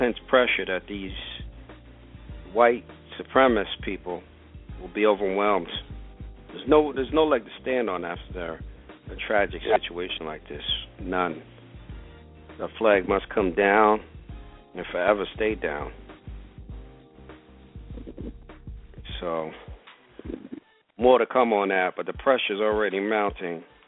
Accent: Brentwood, New York, United States; 3 weeks ago in Brentwood, Long Island. Yes, yes, my hometown.

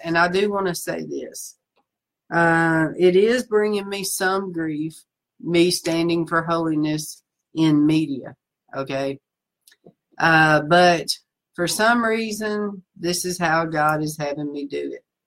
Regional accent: the South, United States; moved away as an adult; I'm from the South

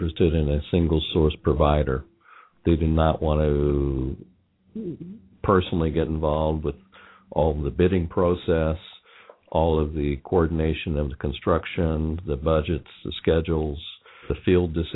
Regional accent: Indiana, United States; also born or lived in Ohio; now in Kentucky, United States; being born and raised in Indiana, having spent most of my time in Ohio, and now I'm living in Kentucky

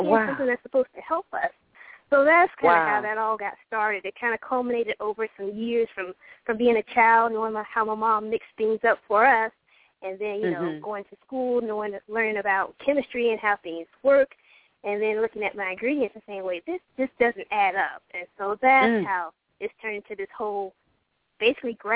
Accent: Hawaii, United States; moved away; also born or lived in Georgia; when I was growing up in Hawaii

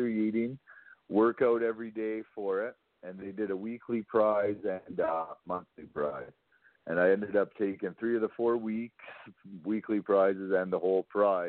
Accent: Calgary, Alberta, Canada; I'm basically from Calgary. I grew up in Calgary

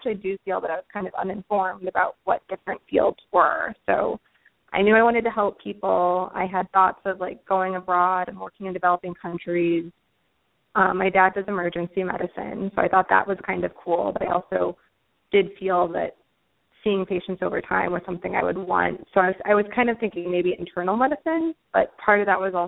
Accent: St. Louis, Missouri, United States; moved away as an adult; now in New York City, United States; I'm from St. Louis originally.

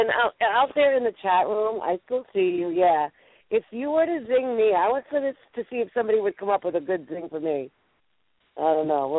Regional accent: New England, United States; accent: New England; my New England accent

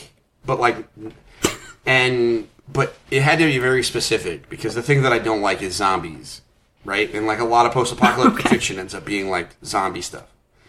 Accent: Bangor, Maine, United States; I was born in Bangor, Maine.

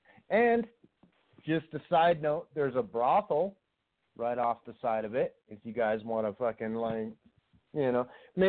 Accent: Las Vegas, Nevada, United States; I grew up in Las Vegas.

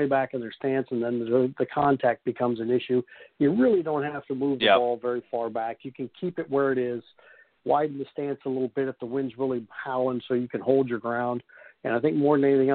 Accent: Kansas, United States; moved away; I grew up in Kansas

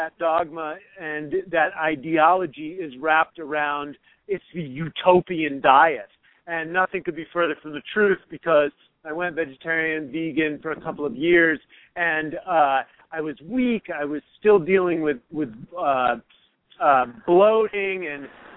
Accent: United States; I'm an American. I grew up eating Pop-Tarts and Captain Crunch

